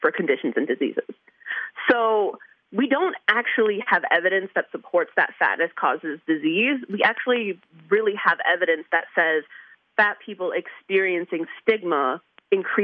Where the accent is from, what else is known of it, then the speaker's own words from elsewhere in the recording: New York, United States; moved away; I'm from New York